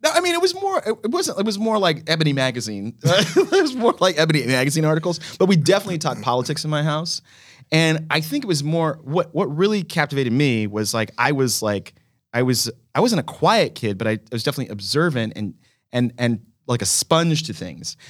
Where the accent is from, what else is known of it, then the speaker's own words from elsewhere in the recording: Dallas, Texas, United States; I grew up in Dallas, Texas.